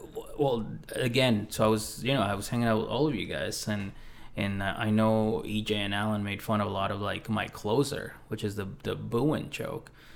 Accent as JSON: {"language": "English", "region": "Mexico City", "country": "Mexico", "tie": "born or raised there", "also_born_or_lived": "South Shore, Massachusetts, United States", "moved": "yes", "said": "I grew up in Mexico City, and I also came up in the South Shore of, uh, of Massachusetts."}